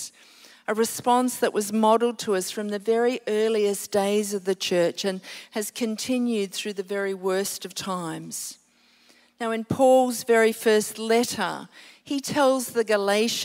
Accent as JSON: {"language": "English", "region": "Queensland", "country": "Australia", "moved": "yes", "lives_now": "Sydney, Australia", "said": "I'm a Queenslander. This is coming home for me. I'm living in Sydney now"}